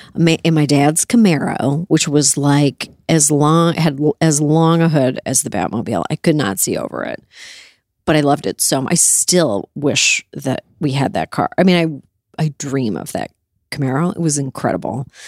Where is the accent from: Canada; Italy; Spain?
Canada; now in United States; I grew up in Canada